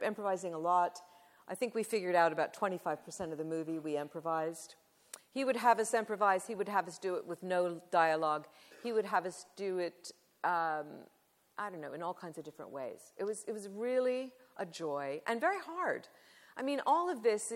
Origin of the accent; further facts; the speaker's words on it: Southern California, United States; I'm from California. I grew up in Southern California at that time.